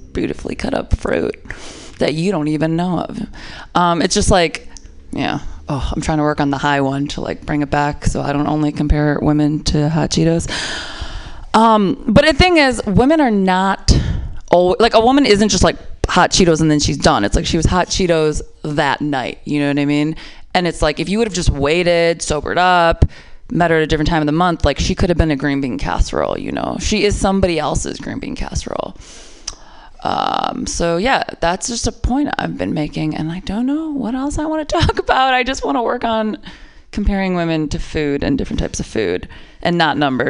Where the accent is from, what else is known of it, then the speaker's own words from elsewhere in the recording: Midwest, United States; I'm from the Midwest